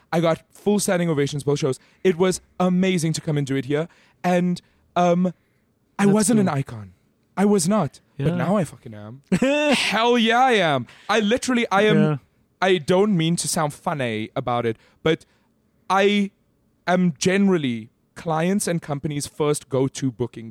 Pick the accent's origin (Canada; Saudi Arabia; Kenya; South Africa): South Africa; Johannesburg, Gauteng; In Greenside.